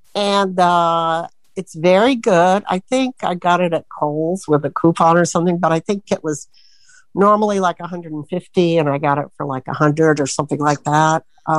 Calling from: Sebring, Florida, United States; from Sebring, Florida, and I don't really have any questions.

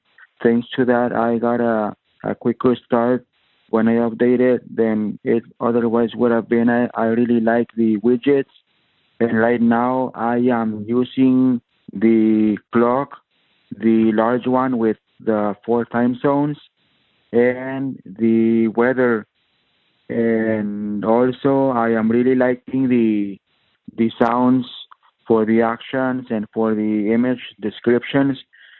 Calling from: Mexico; Here I came from Mexico, Gerardo.

